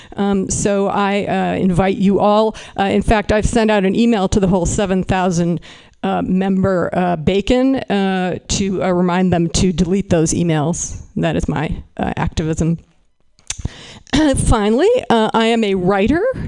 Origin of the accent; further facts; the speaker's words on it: Berkeley, California, United States; I am from Berkeley, California